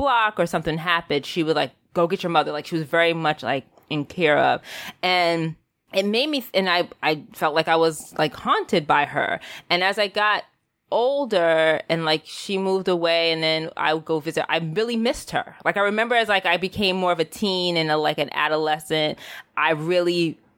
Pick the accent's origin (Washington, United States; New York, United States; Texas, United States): New York, United States; New York City; I'm a city kid. I grew up in the Bronx in New York